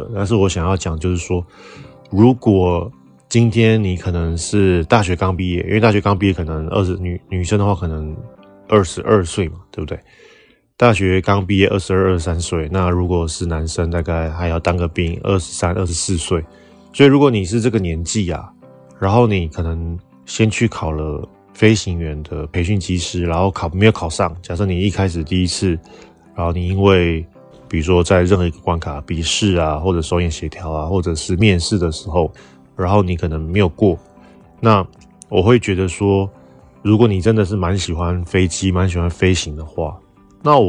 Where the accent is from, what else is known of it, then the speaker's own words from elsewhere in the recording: Taiwan; 那这样子相对来说就可以保障我们台湾人想要去当空服员的这些